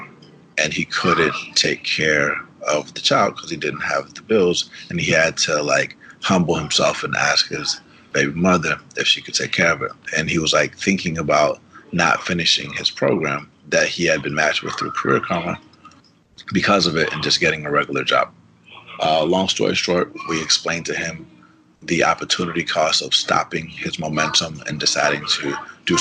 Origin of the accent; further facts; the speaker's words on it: Atlanta, Georgia, United States; first language Spanish; English is a second language; growing up in Atlanta